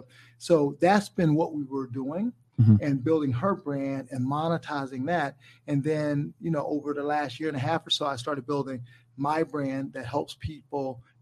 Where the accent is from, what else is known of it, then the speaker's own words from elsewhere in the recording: South Carolina, United States; I'm from South Carolina, right?